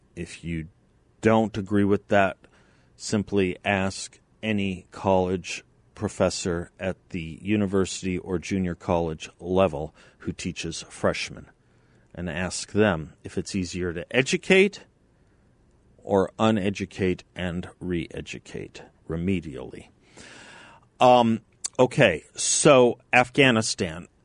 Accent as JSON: {"language": "English", "country": "United States", "said": "As an American"}